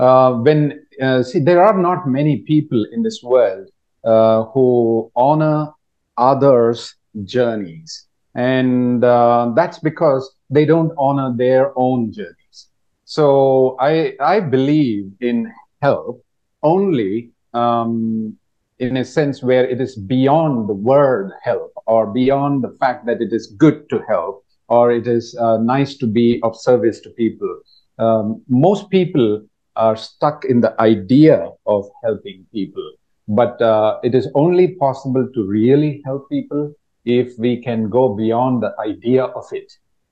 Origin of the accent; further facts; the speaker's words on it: India; moved away as an adult; now in Thailand; I am from India